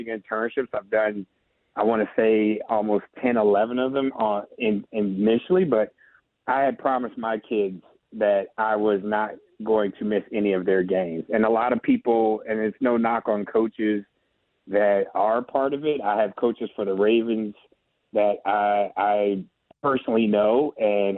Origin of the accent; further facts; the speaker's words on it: California, United States; we're both from California